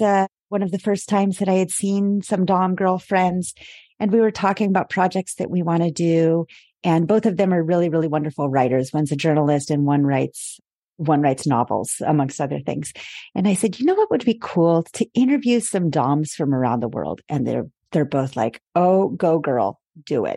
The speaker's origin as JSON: {"language": "English", "country": "United States", "moved": "as an adult", "lives_now": "Paris, France", "said": "I am an American based in Paris for about the last seven years"}